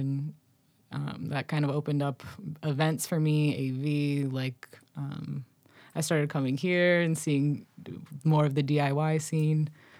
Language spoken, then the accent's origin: English; Boston, Massachusetts, United States; I was born in Boston, Massachusetts. I'm a first generation American of Moroccan immigrant parents. I grew up in like a south suburb of Boston.